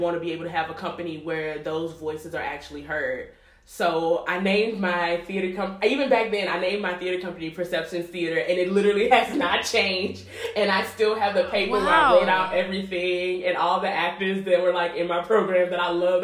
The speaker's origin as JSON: {"language": "English", "town": "Baton Rouge", "region": "Louisiana", "country": "United States", "moved": "as an adult", "lives_now": "Chicago, United States", "said": "I'm from Baton Rouge, Louisiana."}